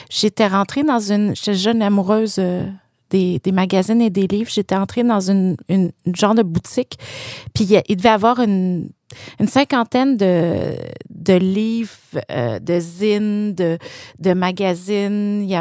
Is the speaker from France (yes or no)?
no; Quebec, Canada; Je, euh, bon, je viens d'une banlieue de Québec, puis je me rappelle que même adolescente, j'étais vraiment intéressée par euh, les belles publications